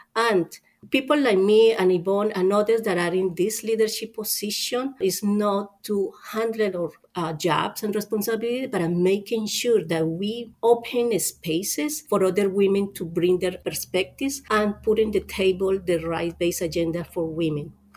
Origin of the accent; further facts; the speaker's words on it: Colombia; moved away as an adult; now in United States; I'm originally from Colombia